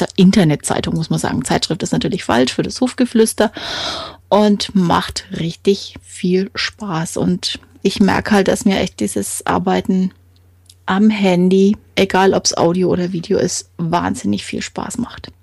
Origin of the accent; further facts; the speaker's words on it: Franconia, Bavaria, Germany; ich bin äh, aus dem Frankenland, da bin ich auch stolz drauf